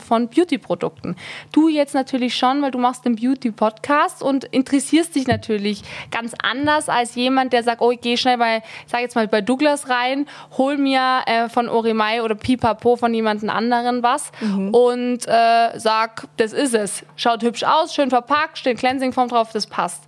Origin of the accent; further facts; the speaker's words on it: Tyrol, Austria; ich bin eine Tirolerin. Ja, ich bin hier groß geworden.